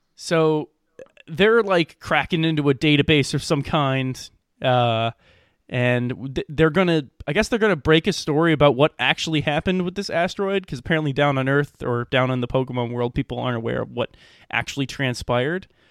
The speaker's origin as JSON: {"language": "English", "area": "Middle America", "region": "Midwest", "country": "United States", "accent": "middle American", "said": "I'm distinctly middle American in my pr-, pronunciation of it"}